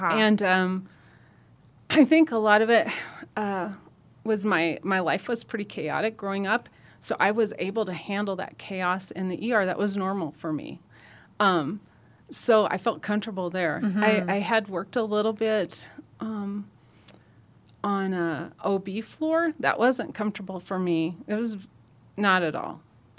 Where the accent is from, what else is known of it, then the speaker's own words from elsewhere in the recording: Nebraska, United States; I'm from Nebraska. Mm-hmm. And I grew up outside of a town of 250.